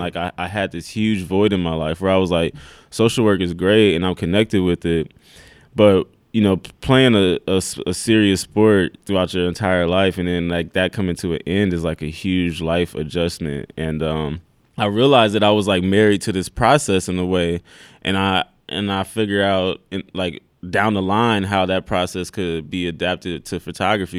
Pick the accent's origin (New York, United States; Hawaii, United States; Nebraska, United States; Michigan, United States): Nebraska, United States; Omaha; moved away as an adult; also born or lived in Iowa; I was born in Omaha